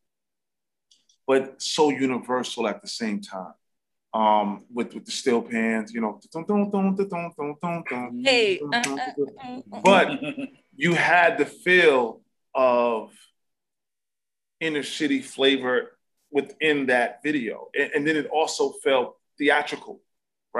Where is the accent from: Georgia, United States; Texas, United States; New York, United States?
New York, United States; New York City; being a kid growing up in Harlem